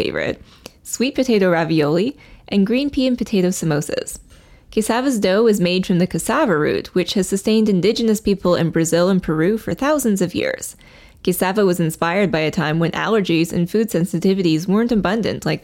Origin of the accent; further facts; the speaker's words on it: Calgary, Alberta, Canada; I was born in Calgary. My dad still lives there.